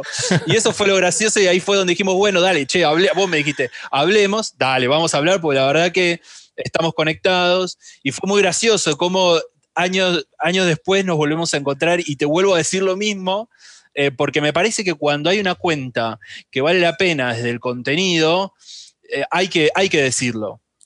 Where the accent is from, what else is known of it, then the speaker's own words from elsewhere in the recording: Argentina; la Argentina, que es donde, de donde soy, donde vivo y todo